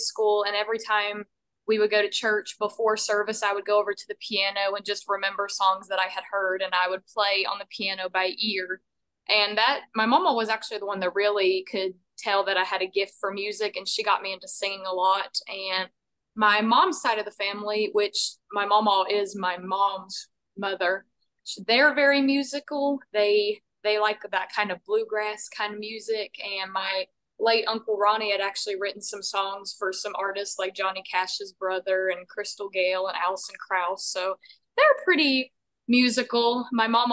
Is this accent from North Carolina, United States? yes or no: no; Bluefield, Virginia, United States; moved away as an adult; now in Nashville, United States; I was born and raised in Bluefield, Virginia up until 5 months